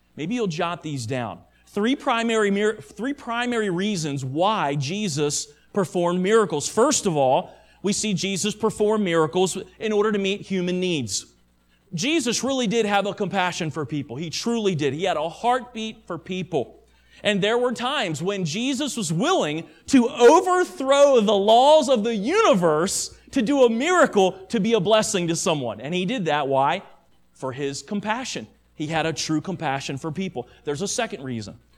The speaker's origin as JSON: {"language": "English", "country": "United States", "said": "American Christians"}